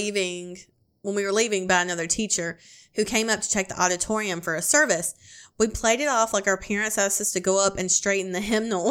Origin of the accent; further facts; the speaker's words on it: Iowa, United States; I'm from Iowa, and he is from Oklahoma